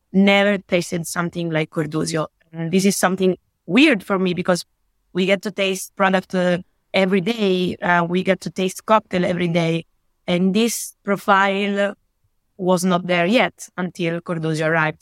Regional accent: Italy; I'm from Italy. I live and work in Italy

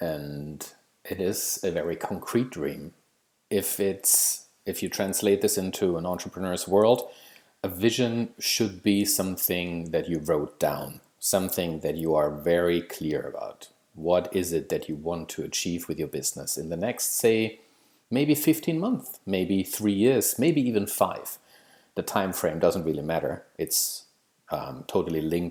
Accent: Germany; moved away as an adult; now in Maple Ridge, Canada; I live in Canada. Originally, I'm from Germany

